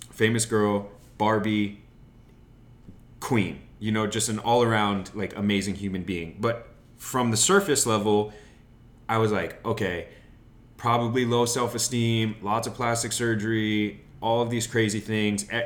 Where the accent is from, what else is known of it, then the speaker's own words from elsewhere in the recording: Wyoming, United States; now in Los Angeles, United States; I grew up in Wyoming on a farm right? Mm-hmm. And so my parents are cowboys, my grandparents were cowboys, mm-hmm. but I don't feel like a cowboy